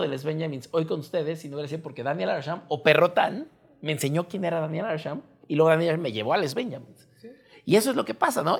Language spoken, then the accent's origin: Spanish; Mexico